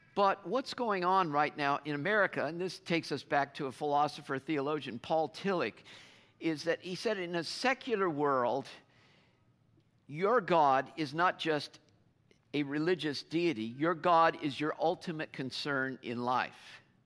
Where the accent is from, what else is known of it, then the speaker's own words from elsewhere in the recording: United States; as American Christians